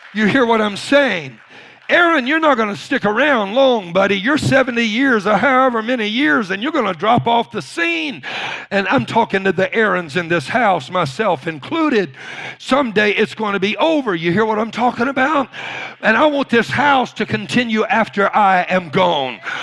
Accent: Louisiana, United States; I was raised in Louisiana.

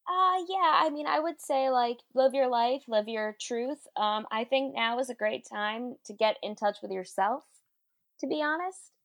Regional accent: New York City, New York, United States; also born or lived in Brooklyn; born and raised in Queens. Now I live in Brooklyn.

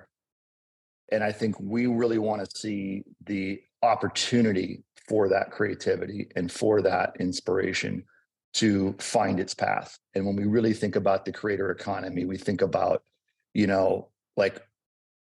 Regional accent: Southern California, United States; also born or lived in Los Angeles; growing up in Southern California

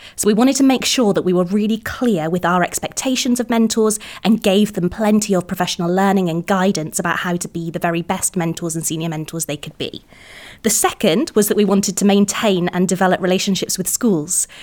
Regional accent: Cardiff, Wales, United Kingdom; moved away as an adult; also born or lived in England; I'm from Cardiff originally, so we've m-, we've moved back

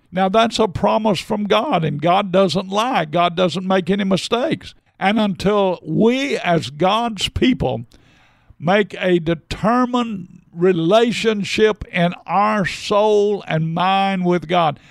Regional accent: United States

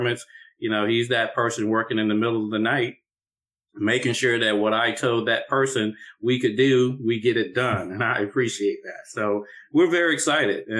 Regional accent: Austin, Texas, United States; I am from Austin, Texas

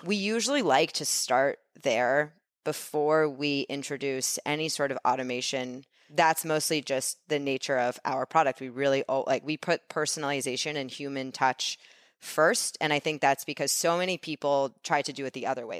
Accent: New York City, New York, United States; I grew up in New York

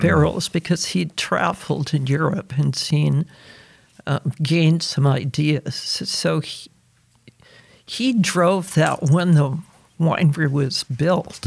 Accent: The Dalles, Oregon, United States; I was born in 1943 in the Dalles, Oregon, which is a town east of the Cascades

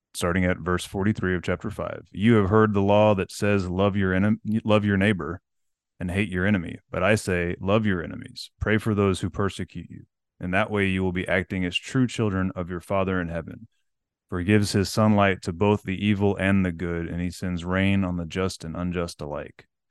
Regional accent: Corpus Christi, Texas, United States; I grew up in Corpus

